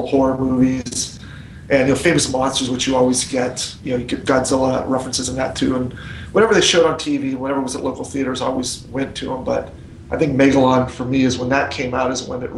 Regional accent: Fremont, California, United States; I grew up in Fremont, and so we had a lot of Japanese kids in our school

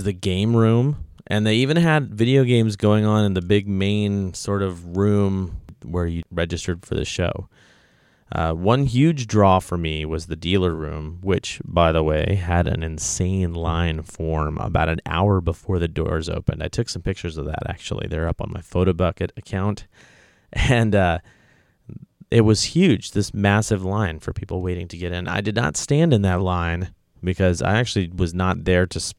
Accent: Oregon, United States; I'm from Oregon.

